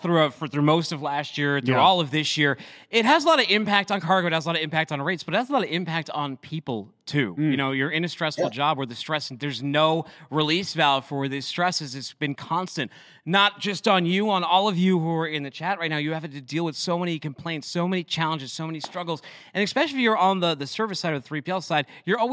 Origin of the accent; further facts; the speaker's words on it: Boston, Massachusetts, United States; I'm from Boston